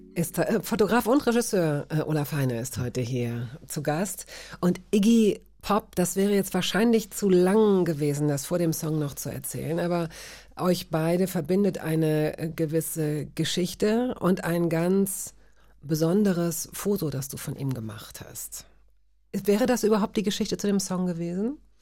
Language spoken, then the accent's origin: German; Hanover, Lower Saxony, Germany; ich fand es gut, da aufzuwachsen